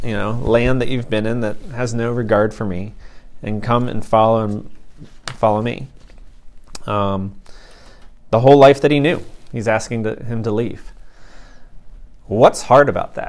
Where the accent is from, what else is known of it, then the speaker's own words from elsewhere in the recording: Ohio, United States; I'm from Ohio